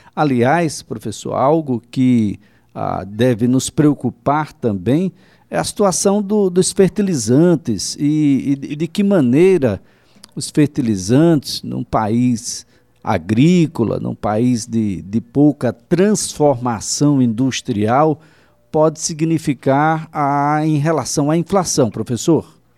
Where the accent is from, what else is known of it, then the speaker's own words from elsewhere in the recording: Northeast Brazil, Brazil; a gente é nordestino, quer dizer, eu, pelo menos, nordestino